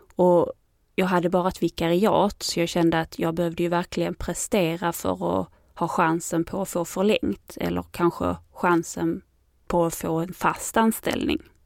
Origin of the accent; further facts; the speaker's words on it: Landskrona, Skåne, Sweden; also born or lived in Helsingborg; jag kom från Landskrona och gick grundskolan där